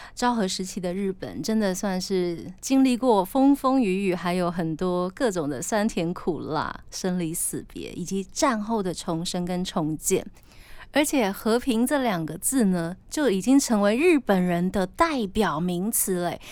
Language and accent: Chinese; Taiwan; 我自己非常庆幸我生在台湾